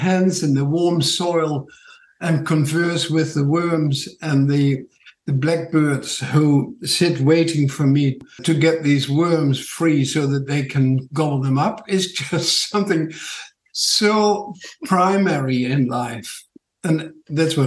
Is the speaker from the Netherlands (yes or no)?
yes; Netherlands; accent: Dutch; English is a second language; moved away as an adult; now in Tauranga, New Zealand; My funny accent is from Holland